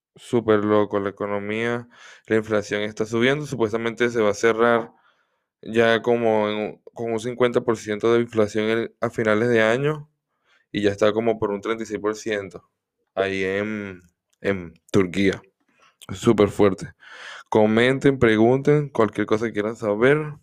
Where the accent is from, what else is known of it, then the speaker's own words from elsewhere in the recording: Venezuela; soy de Venezuela